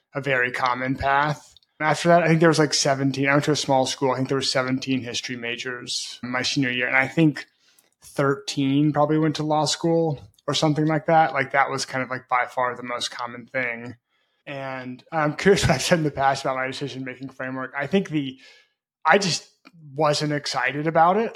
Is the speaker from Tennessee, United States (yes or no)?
yes; Memphis, Tennessee, United States; moved away as an adult; also born or lived in Brazil; I grew up in Memphis, Tennessee.